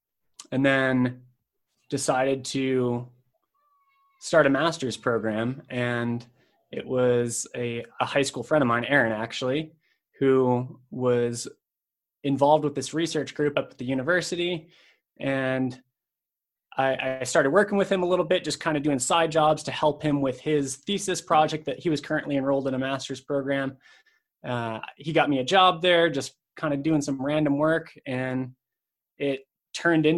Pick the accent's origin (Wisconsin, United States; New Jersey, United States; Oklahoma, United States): Wisconsin, United States; Madison; moved away as an adult; also born or lived in Salt Lake City, Utah; I'm originally from Madison, Wisconsin. I grew up there and moved to Salt Lake City, Utah immediately after high school